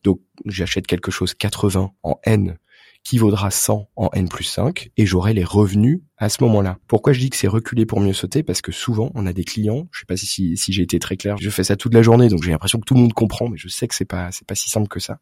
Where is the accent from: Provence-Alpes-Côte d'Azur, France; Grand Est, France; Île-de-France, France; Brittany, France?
Brittany, France; même si je suis breton